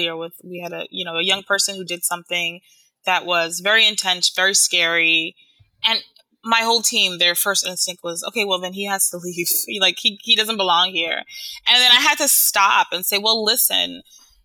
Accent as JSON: {"language": "English", "country": "Haiti", "moved": "yes", "lives_now": "New York, United States", "said": "I'm from Haiti"}